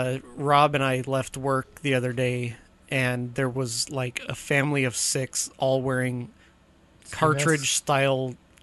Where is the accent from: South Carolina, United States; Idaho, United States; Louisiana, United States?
Idaho, United States; Boise; That's why sometimes I just say, oh, I'm from Boise area.